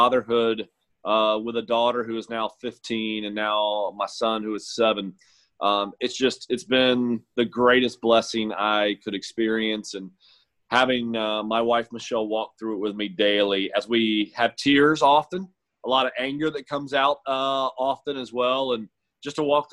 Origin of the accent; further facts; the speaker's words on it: St. Augustine, Florida, United States; I grew up in St. Augustine, which is St. John's County